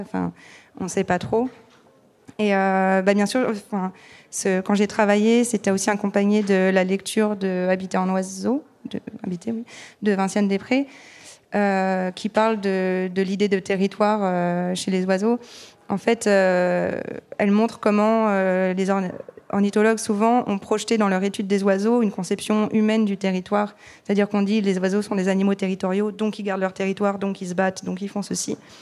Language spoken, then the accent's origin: French; France; je suis née, j'ai grandi en France